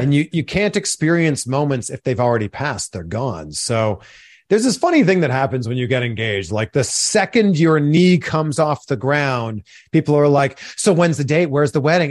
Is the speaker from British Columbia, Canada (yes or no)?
no; Pickering, Ontario, Canada; I grew up just outside of Toronto in a city called Pickering, Ontario